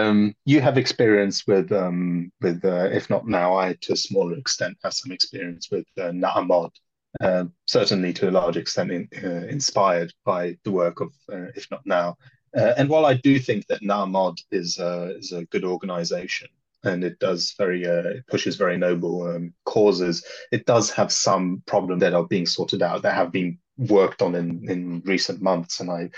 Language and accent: English; Poland; growing up in Poland in a very, very different environment